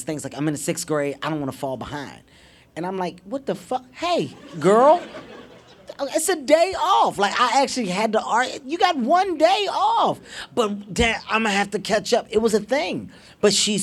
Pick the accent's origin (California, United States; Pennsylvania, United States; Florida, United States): Pennsylvania, United States; Philadelphia; I'm a city guy. I grew up in North Philadelphia.